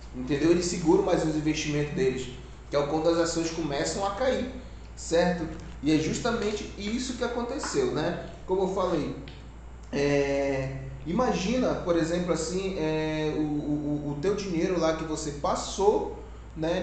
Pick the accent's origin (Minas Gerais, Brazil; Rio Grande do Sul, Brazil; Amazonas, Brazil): Amazonas, Brazil; Maués; aqui somos do Amazonas, Maués